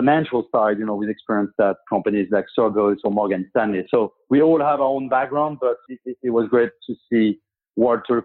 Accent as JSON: {"language": "English", "town": "Paris", "region": "Île-de-France", "country": "France", "tie": "born or raised there", "moved": "yes", "lives_now": "United States", "said": "I'm French, and I grew up in France, in Paris."}